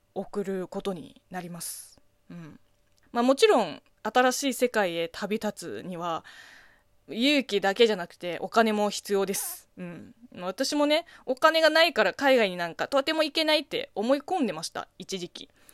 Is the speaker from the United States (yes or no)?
no; China; Japanese is a second language; moved away as an adult; 中国生まれ中 国育ちの私